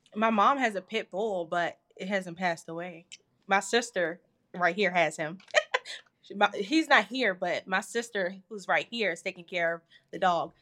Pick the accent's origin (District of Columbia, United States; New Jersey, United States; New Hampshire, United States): District of Columbia, United States; Washington; I'm from Washington, D C